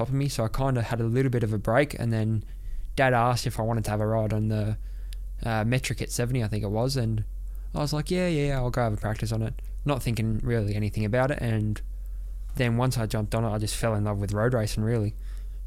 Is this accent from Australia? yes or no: yes; Australia; also born or lived in Monaco; we moved back to Oz